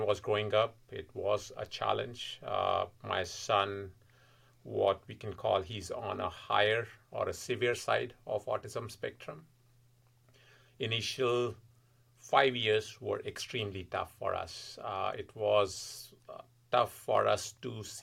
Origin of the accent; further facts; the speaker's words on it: Delhi, India; moved away as an adult; also born or lived in California; now in Massachusetts, United States; Originally, I'm from India, born and brought up in Delhi. And I was there until I was 24